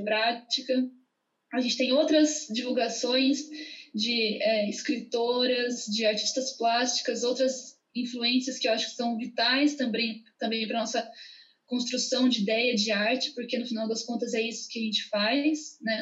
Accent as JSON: {"language": "Portuguese", "country": "Brazil"}